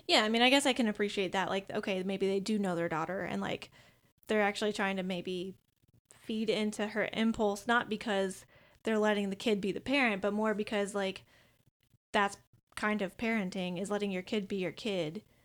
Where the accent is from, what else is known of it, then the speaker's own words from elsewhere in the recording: Minnesota, United States; speaking as a Minnesotan